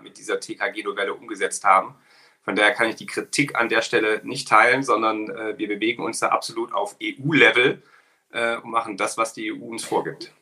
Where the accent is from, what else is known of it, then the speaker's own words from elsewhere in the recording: Ilmenau, Thuringia, Germany; in meiner Heimatstadt in Ilmenau, äh, eine kleine Stadt in Thüringen